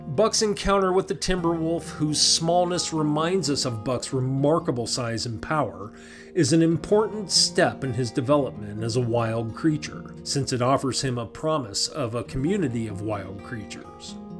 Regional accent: England, United Kingdom; as an English person

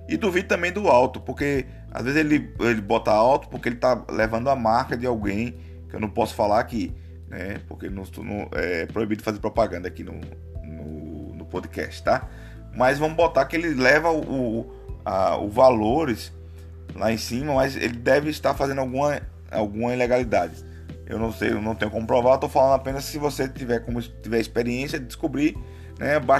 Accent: Aracaju, Sergipe, Brazil; now in São Paulo, Brazil; eu estou em São Paulo, eu moro em São Paulo por enquanto, mas eu sou de Aracaju, Sergipe, todo mundo que me acompanha sabe.

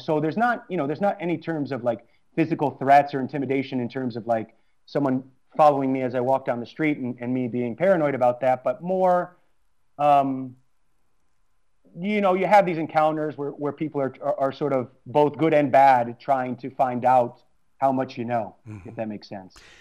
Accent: United States; moved away as an adult; also born or lived in Prague; I'm American

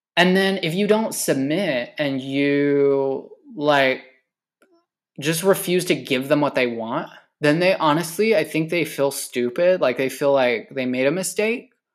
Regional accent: California, United States; I've been working in my hometown, this small, tiny ass, bum-ass fucking town in the middle of nowhere in California

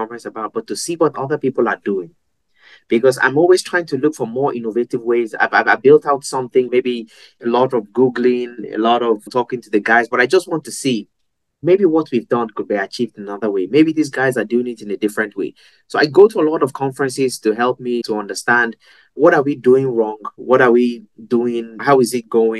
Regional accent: Nigeria; moved away; also born or lived in Europe; growing up in Nigeria

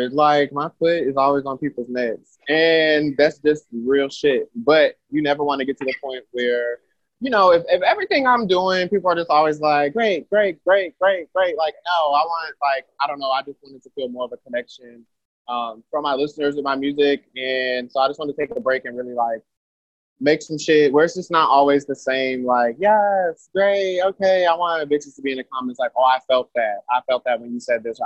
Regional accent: New York City, New York, United States; now in Atlanta, United States; I'm from Queens, I'm from New York. But I've been in Atlanta for a really long time now. I started doing music in Atlanta, but I'm born in New York

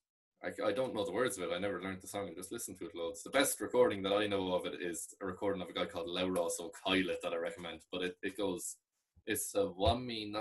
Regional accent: Ireland; first language Irish; English is a second language

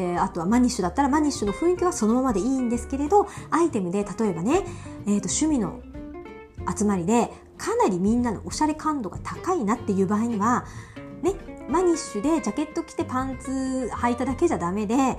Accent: Miyazaki, Japan; also born or lived in Ibaraki; now in Tokyo, Japan; うちのね地元の宮崎

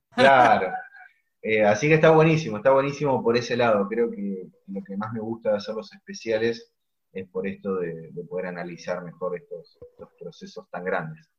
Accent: Argentina; siendo argentinos

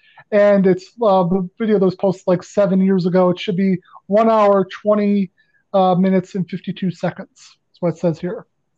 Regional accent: Western New York, United States; growing up in Western New York, I watched Offbeat Cinema.

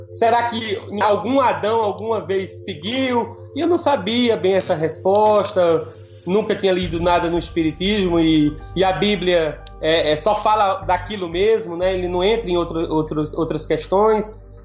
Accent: Northeast Region, Brazil; minha mãe era ativa no movimento espírita na cidade do Nordeste onde eu nasci

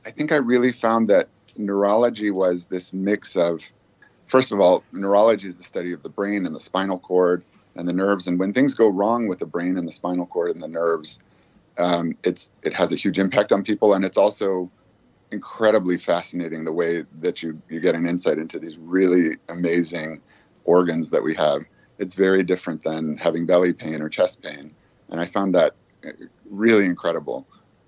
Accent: Aurora, Illinois, United States; now in Boston, United States; growing up in Aurora, we actually lived outside of Aurora

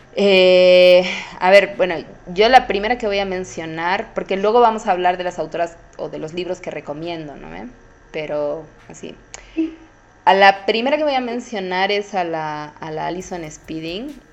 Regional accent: Bolivia

